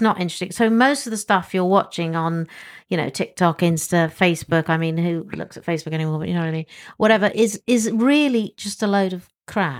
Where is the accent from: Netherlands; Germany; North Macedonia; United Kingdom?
United Kingdom; England; as an English person